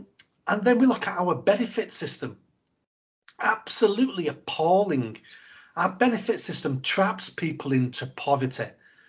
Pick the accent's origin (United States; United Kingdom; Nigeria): United Kingdom; England; And we're too good as English people to be beggars.